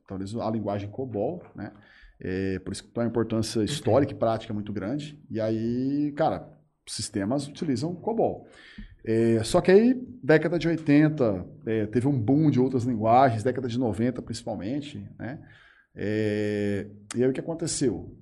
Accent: Urânia, São Paulo, Brazil; also born or lived in Jales; eu vivi a minha vida toda em Urânia

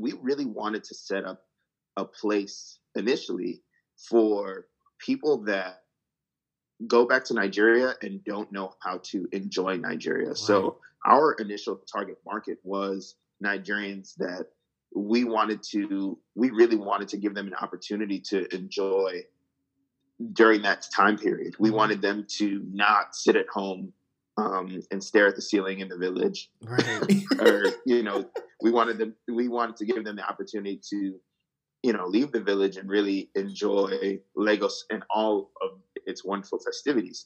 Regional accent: New Jersey, United States; I grew up in New Jersey

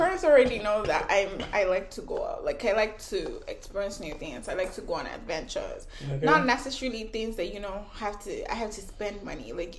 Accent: Canada; I'm Canadian, guys.

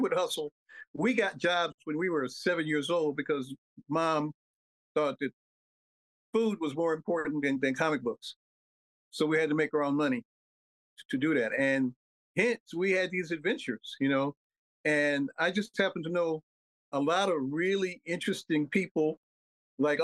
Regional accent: Chicago, Illinois, United States; also born or lived in Mississippi Delta, Mississippi; I was born in the Delta, in the Mississippi Delta, 1953. Came up to Chicago in 1958. Lived on the West Side

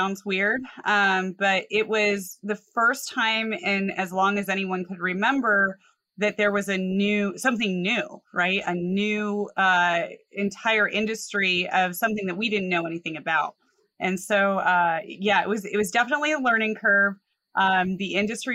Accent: Colorado, United States; I grew up in Colorado

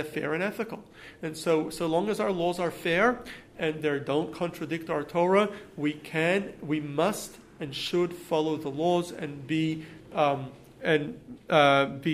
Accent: United States; also born or lived in Australia; We as American citizens

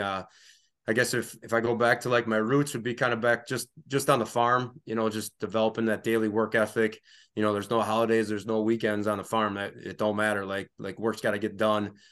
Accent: Reedsville, Wisconsin, United States; also born or lived in Stevens Point, Wisconsin / Oshkosh, Wisconsin; I grew up in Reedsville, Wisconsin, uh, Northeast Wisconsin, small town, thousand people, grew up on a dairy farm

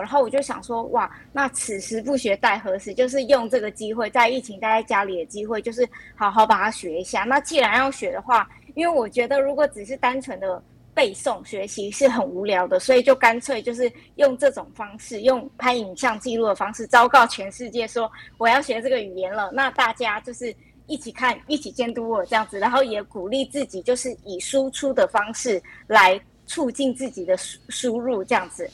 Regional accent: Matsu, Lienchiang County, Taiwan; 像我就是从小在马祖土生土长，就长大的小朋友

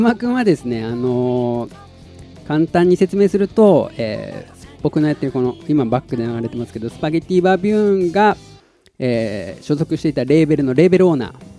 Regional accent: Tottori, Japan; moved away; also born or lived in Kansai; 鳥取生まれ

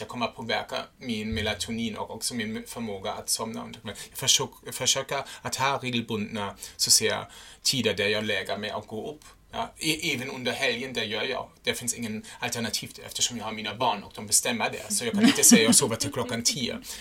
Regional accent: Germany; first language German; Swedish is a second language; now in Sweden; jag är en tysk

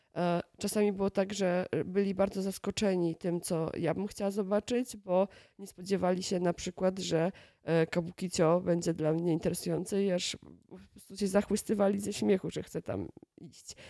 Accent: Kielce, Świętokrzyskie Voivodeship, Poland; now in Warsaw, Poland; To jest moje rodzinne miasto i moje mm, do tej pory chyba ukochane miasto, mimo że od wielu lat mieszkam w Warszawie

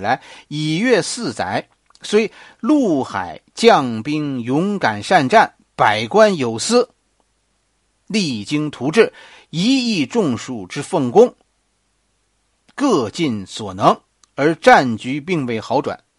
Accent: China; 我们中国人流传下来的道义是什么呢？

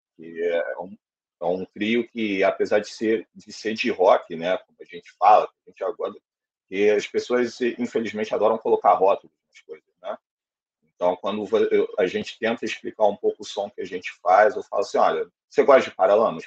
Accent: Rio de Janeiro, Brazil; also born or lived in Quintino, Rio de Janeiro; sou do Encantado, Piedade

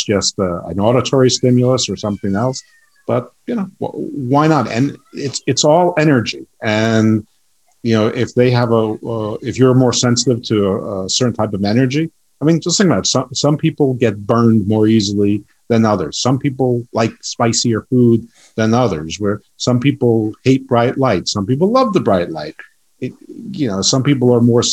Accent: United States; we're American centric

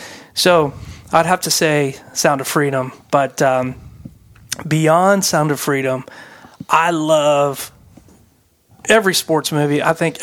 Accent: Oklahoma, United States; moved away; I grew up in Oklahoma.

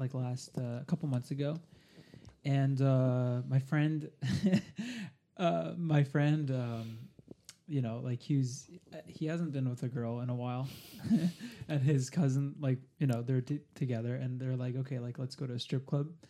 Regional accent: Montreal, Quebec, Canada; now in Toronto, Canada; I'm, I'm from Montreal

